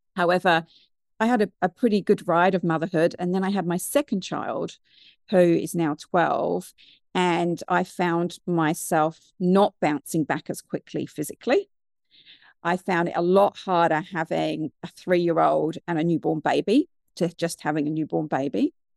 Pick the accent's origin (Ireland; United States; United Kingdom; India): United Kingdom; moved away as an adult; also born or lived in New Zealand; now in Wellington, New Zealand; I'm originally from the U K, which you can probably tell by my accent